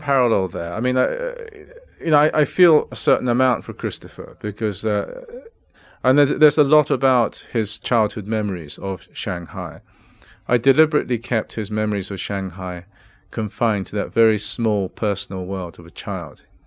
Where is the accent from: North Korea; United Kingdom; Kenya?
United Kingdom; England; also born or lived in Japan; when I was growing up in England